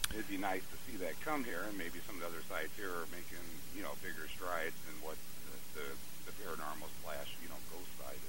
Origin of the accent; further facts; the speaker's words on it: St. Louis, Missouri, United States; my hometown of St. Louis, Missouri